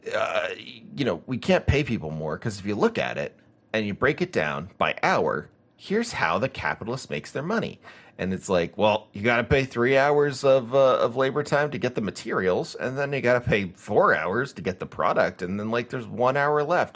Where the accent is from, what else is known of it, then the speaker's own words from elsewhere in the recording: United States; growing up in America